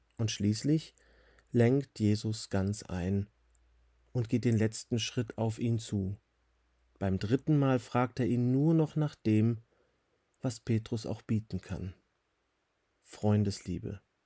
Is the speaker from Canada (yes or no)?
no; Switzerland; Hier bei uns in der Schweiz